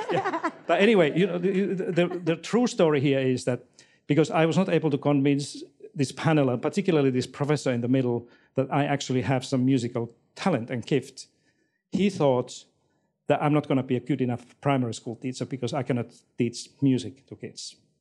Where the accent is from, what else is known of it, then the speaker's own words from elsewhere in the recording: Finland; moved away as an adult; now in Australia; I'm not from, from this country. I came from Finland four years ago here with my family